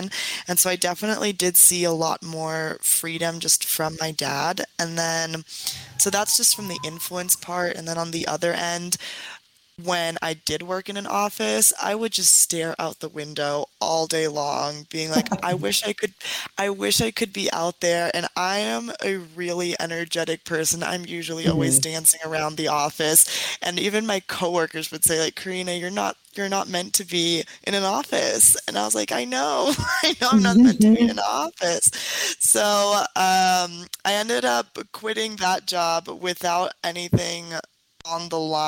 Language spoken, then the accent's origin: English; San Diego, California, United States; now in Mexico City, Mexico; I grew up in San Diego, California, to a very interesting set of parents.